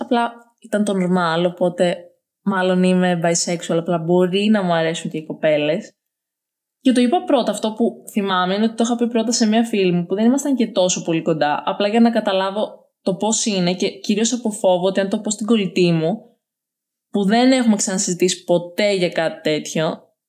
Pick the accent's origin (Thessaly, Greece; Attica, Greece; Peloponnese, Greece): Thessaly, Greece; Larissa; Σήμερα είμαι 20 χρονών, μεγάλωσα στη Λάρισα